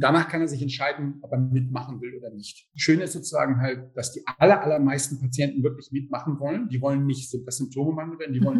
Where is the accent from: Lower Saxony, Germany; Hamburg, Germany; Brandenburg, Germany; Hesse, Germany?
Hamburg, Germany; moved away as an adult; also born or lived in Trier; now in Leipzig, Germany; wir kommen aus Hamburg, ich habe in Hamburg studiert